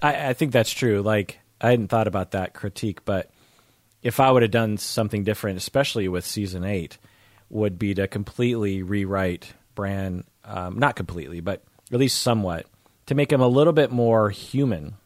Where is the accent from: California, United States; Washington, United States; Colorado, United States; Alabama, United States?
Washington, United States; Seattle; "Where are you from?" I'll be like, uh, "Seattle."